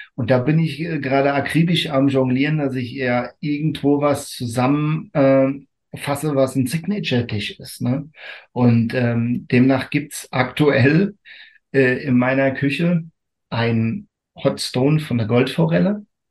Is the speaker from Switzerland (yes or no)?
no; Rotenfels area, Rhineland-Palatinate, Germany; Und das ist meine Heimat